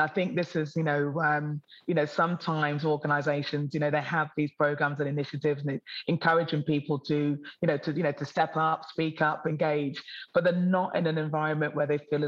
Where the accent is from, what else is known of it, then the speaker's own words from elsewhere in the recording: Newark-on-Trent, East Midlands, United Kingdom; now in Sydney, Australia; I grew up in Middle England, historical Newark on Trent